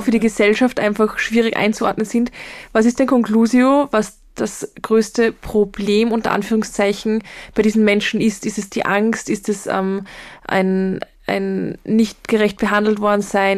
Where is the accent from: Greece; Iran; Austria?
Austria; Linz, Upper Austria; ich komme aus Linz